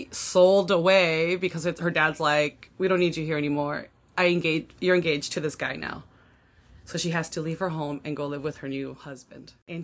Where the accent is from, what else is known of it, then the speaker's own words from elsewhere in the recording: United States; since we're American